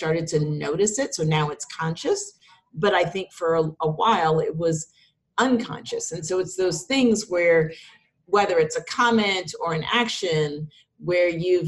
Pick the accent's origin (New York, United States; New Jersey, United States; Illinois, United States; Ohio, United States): New York, United States; being a New Yorker